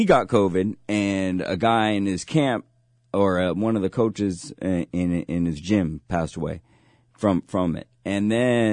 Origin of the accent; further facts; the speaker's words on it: San Mateo, California, United States; everybody knew I came from San Mateo